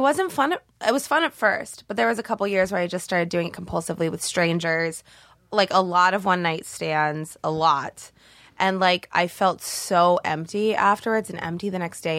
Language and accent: English; Canby, Oregon, United States; moved away as an adult; now in Los Angeles, United States; I'm from Oregon, um, born and raised in a little town in Oregon.